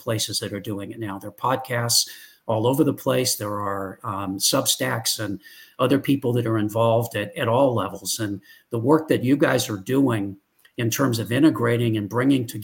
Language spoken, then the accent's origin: English; Northern California, United States; now in Texas, United States; I grew up in Northern California